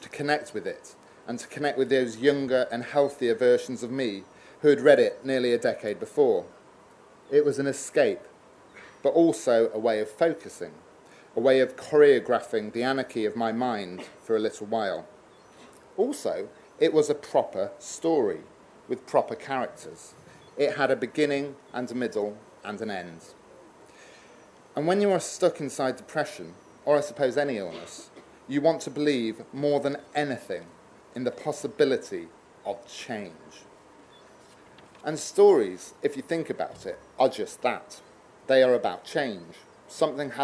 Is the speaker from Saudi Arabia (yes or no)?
no; Newark-on-Trent, East Midlands, United Kingdom; moved away as an adult; went to my parents' house in Newark-on-Trent to live for a while. Returning to your hometown